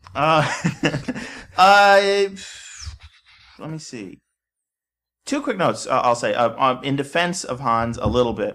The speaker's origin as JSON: {"language": "English", "region": "Texas", "country": "United States", "said": "I was from Texas"}